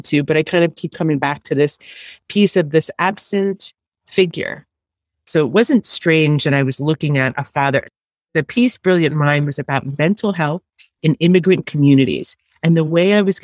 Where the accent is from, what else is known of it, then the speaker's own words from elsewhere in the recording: New York, United States; I was born in New York, in Staten Island.